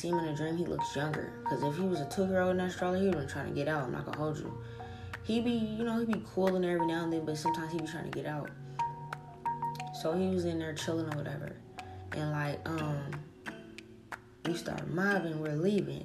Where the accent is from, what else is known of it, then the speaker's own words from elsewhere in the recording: New Orleans, Louisiana, United States; moved away; I'm from New Orleans.